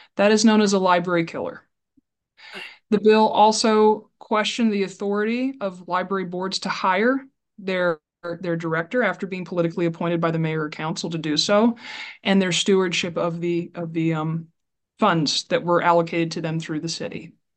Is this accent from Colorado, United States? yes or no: no; Burlington, Iowa, United States; I am born and raised in Burlington, Iowa